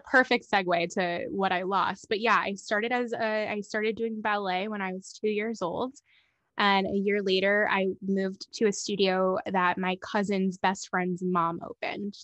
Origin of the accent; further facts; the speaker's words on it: Miami, Fort Lauderdale area, South Florida, United States; moved away as an adult; also born or lived in Orlando, Florida; now in Los Angeles, United States; I grew up in the South Florida, Miami, Fort Lauderdale area